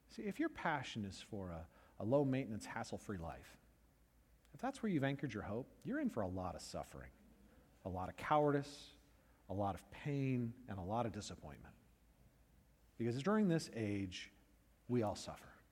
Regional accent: California, United States; moved away as an adult; also born or lived in Iowa; I was from California

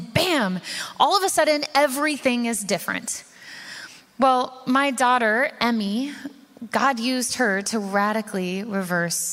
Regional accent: Puyallup, Washington, United States; I'm from Puyallup, Washington

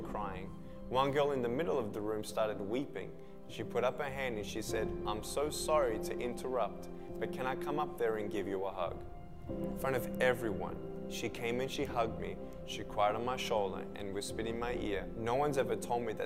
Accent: Melbourne, Victoria, Australia; I was born in Melbourne, Australia, 1982

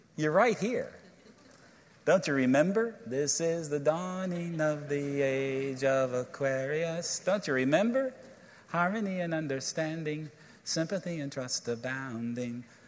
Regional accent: Virginia, United States; I'm from Virginia

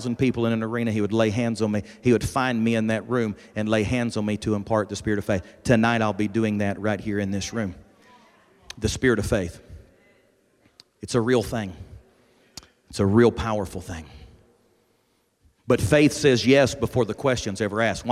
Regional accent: Alabama, United States; now in Kentucky, United States; I come from the great state of Kentucky, and I was born and raised in Alabama. God moved us to the state of Kentucky

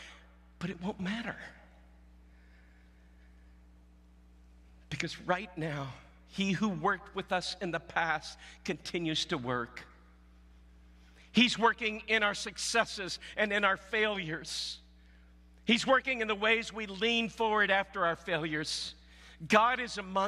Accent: Southwest Missouri, United States; moved away; I came from Southwest Missouri

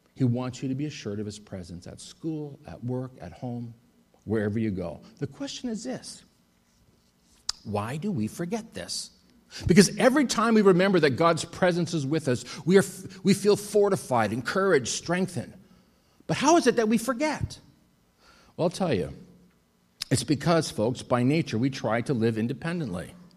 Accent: Winnipeg, Manitoba, Canada; also born or lived in Athens, Greece / Thessaloniki, Greece; I was in Athens for a year and then I went home to Winnipeg

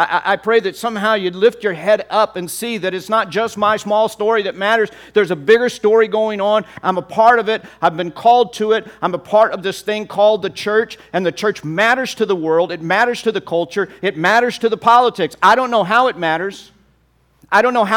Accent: Texas, United States; I'm from Texas

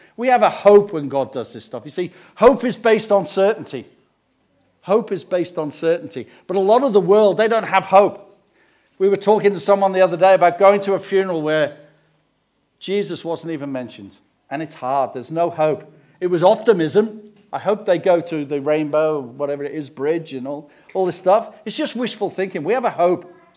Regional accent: England, United Kingdom; we come from England

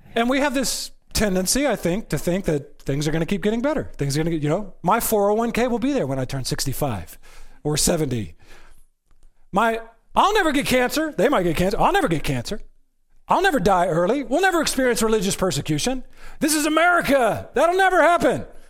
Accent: United States; I am an American

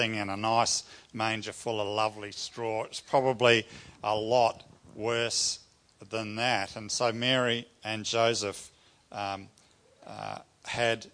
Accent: New Zealand; I grew up in New Zealand with my family.

